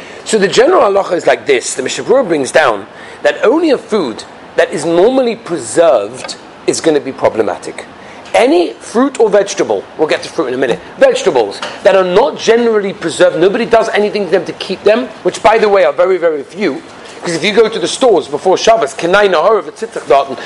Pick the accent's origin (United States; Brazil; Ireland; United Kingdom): United Kingdom; England; moved away; us English people